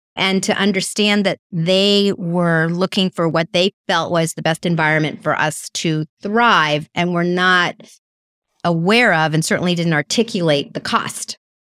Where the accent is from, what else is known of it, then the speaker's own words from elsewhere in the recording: California, United States; sometimes people think I'm from New York, not California